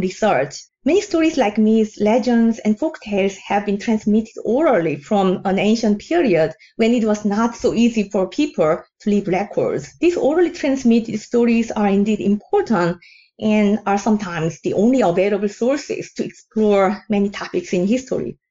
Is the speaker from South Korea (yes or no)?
yes; South Korea; now in New York, United States; I'm originally from South Korea, the country of soju's origins